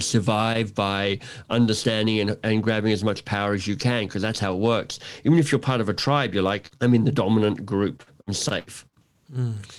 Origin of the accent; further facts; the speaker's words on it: Canberra, Australian Capital Territory, Australia; also born or lived in Melbourne, Australia / Toronto, Canada; now in Canada; visiting my parents in Canberra where I grew up.